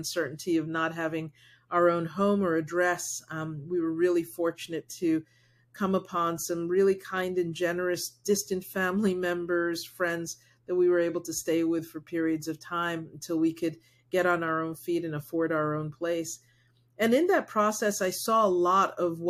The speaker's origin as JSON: {"language": "English", "country": "United States", "tie": "born or raised there", "first_language": "Spanish", "second_language": "English", "said": "someone who is Black raised in the United States"}